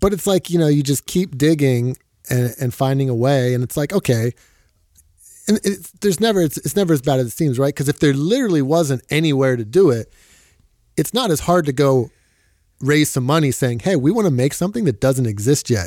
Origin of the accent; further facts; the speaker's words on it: Philadelphia, Pennsylvania, United States; moved away; I moved back to my hometown of Philadelphia